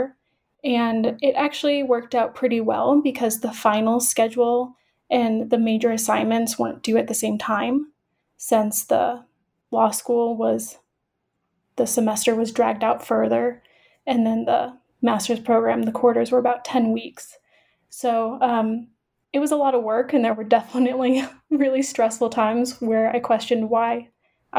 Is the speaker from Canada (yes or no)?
no; central Illinois, United States; moved away as an adult; now in Denver, United States; I am originally from Illinois, born and raised in central Illinois.